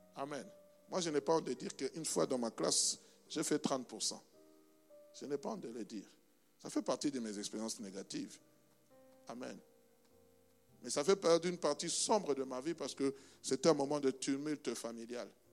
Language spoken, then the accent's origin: French; DR Congo; moved away; mon pays natal, qui s'appelle la République démocratique du Congo